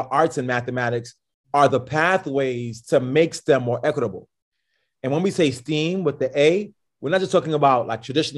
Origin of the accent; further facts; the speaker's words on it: New York, United States; I'm a New Yorker